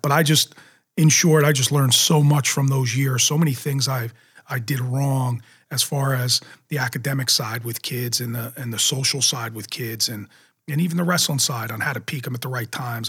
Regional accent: Jackson, New Jersey, United States; I loved growing up in Jackson.

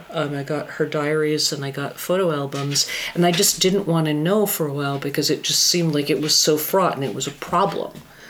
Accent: Fairbanks, Alaska, United States; born there; Fairbanks, Alaska is where I was born.

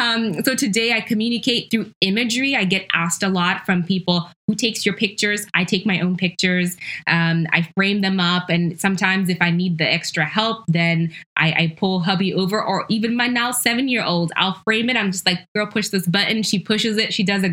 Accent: Ghana; born there; I'm Ashanti, I'm Ghanaian by heritage. I was born in Ghana.

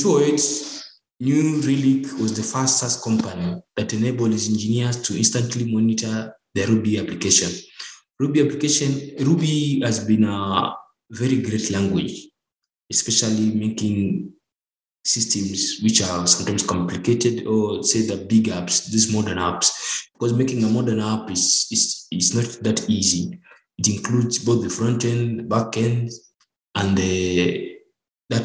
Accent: Nairobi, Kenya; I'm from Nairobi, Kenya.

